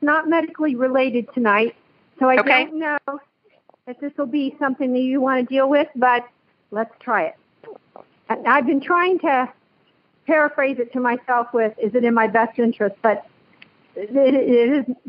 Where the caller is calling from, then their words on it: Ohio, United States; I am in Ohio.